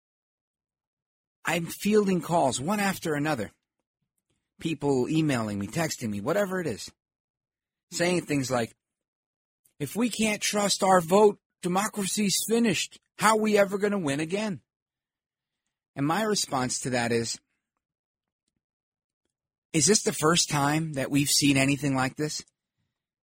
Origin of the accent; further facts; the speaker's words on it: New York City, New York, United States; I grew up here in New York City, Brooklyn, New York